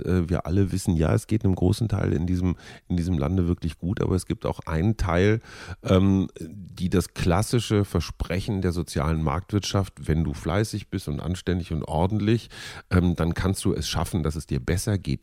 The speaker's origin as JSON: {"language": "German", "region": "North Rhine-Westphalia", "country": "Germany", "tie": "born or raised there", "said": "aus meiner Jugend als Kind in Nordrhein-Westfalen"}